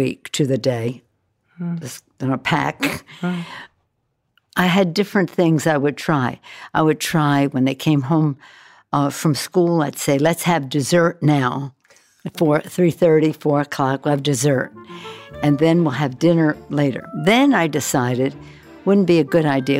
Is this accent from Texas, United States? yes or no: no; Baltimore, Maryland, United States; I was born and raised in Baltimore